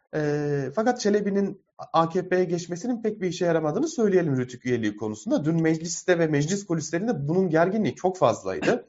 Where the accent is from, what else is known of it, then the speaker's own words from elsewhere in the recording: Diyarbakır, Diyarbakır Province, Turkey; moved away as an adult; ben Diyarbakır'da doğdum. Çok uzun yıllar Diyarbakır'da yaşadım. 28 ee, yaşında ayrıldım Diyarbakır'dan.